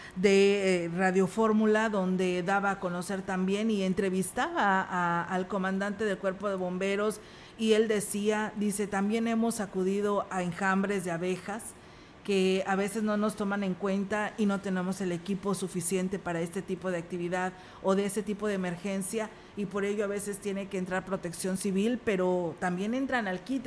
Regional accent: Mexico; como mexicanos que somos

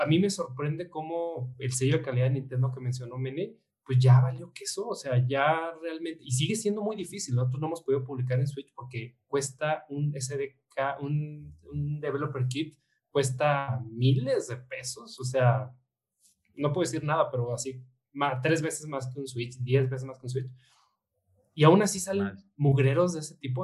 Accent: Mexico

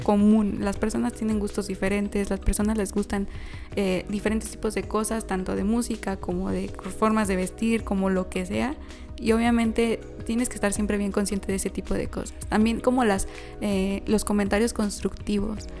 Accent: San Luis Potosí, Mexico; somos conocidos los potosinos

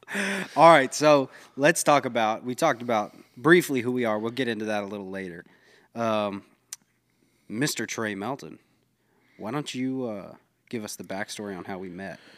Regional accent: Concord, North Carolina, United States; we're both from Concord, North Carolina

